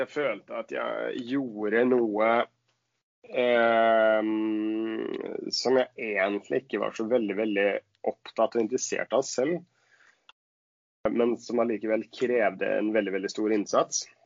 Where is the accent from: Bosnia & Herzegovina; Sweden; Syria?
Sweden; Norwegian is a second language; moved away as an adult; now in Oslo, Norway; jeg er svensk